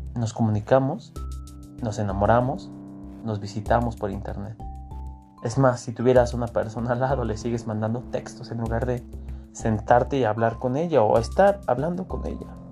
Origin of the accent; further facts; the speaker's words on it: Mexico; Nosotros como mexicanos